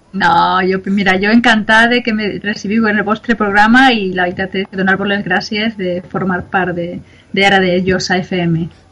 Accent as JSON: {"language": "Catalan", "town": "Onda", "region": "Valencian Community", "country": "Spain", "said": "jo sempre havia fet voluntariat en el meu poble, en Onda"}